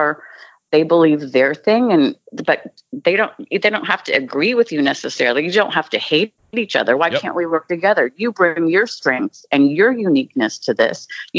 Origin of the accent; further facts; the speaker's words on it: Louisville, Kentucky, United States; I remember growing up in Louisville, Kentucky, you know, for a little while